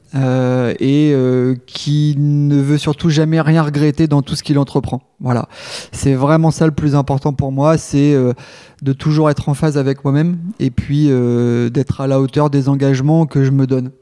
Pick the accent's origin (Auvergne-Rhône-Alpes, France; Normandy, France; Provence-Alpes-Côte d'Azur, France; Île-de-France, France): Normandy, France; Rouen; je suis originaire de Rouen. Euh, et puis j'ai grandi sur une... Alors, ça fait rêver, mais c'est pas une île de rêve, même si c'était sympa, sur l'île La Croix